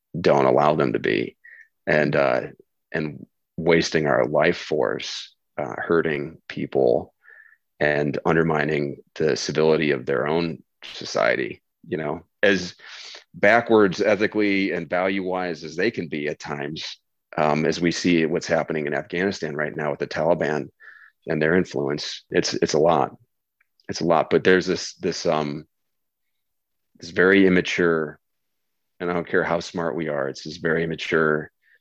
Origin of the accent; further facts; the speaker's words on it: Midwest, United States; I'm an American male from the Midwest